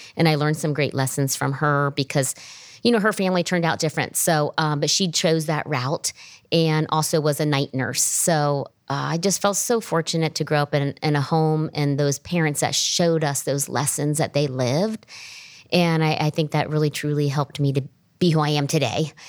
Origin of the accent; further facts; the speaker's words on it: Springfield, Ohio, United States; I grew up in Springfield, Ohio